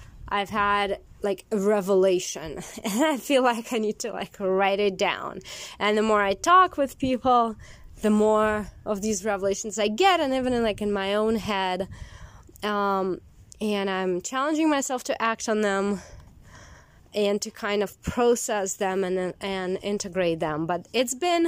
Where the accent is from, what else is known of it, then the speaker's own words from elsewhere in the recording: Siberia, Russia; moved away as an adult; also born or lived in Moscow, Russia; now in United States; when I left my hometown in Siberia and I moved to Moscow